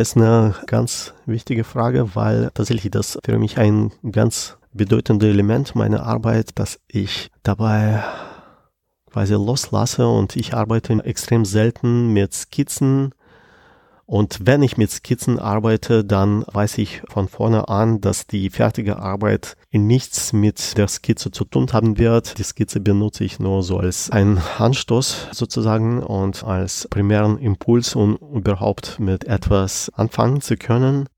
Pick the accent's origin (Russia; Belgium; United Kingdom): Russia; Penza, Penza Oblast; moved away as an adult; now in Germany; Und Piense ist die Stadt, wo ich geboren bin und wo ich zu der Zeit gelebt habe